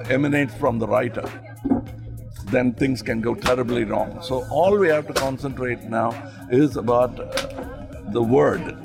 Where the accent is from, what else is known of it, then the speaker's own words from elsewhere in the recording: India; I always looked at myself as an Indian and uh, my terrain as a whole country. And uh, I could be anywhere and be comfortable. And that's the beauty of uh, the diverse country like India.